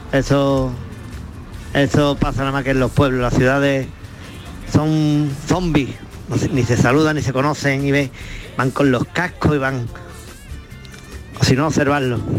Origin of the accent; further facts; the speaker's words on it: Sanlúcar de Barrameda, Andalusia, Spain; Pero hija de mi alma, como se vive en mi pueblo en San Sanlúcar de Barrameda